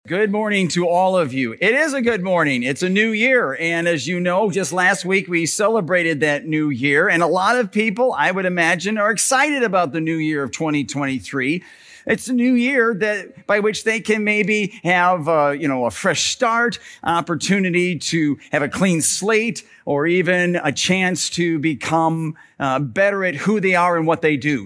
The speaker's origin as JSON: {"language": "English", "town": "Parma", "region": "Ohio", "country": "United States", "tie": "born or raised there", "said": "when I was in grade school and I was growing up in Parma, my dad was the pastor at Bethany Lutheran Church on Ridge Road there in Parma."}